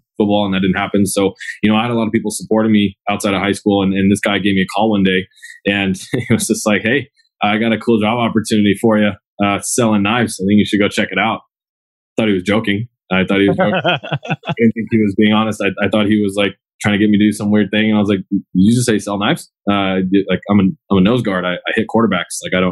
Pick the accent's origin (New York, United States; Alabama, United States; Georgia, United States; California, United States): California, United States; Agoura Hills; I was born and raised in Agoura Hills